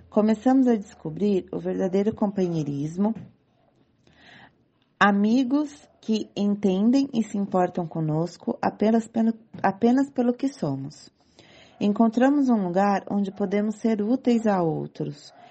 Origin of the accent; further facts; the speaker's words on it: São Paulo, Brazil; Eu sou aqui de São Paulo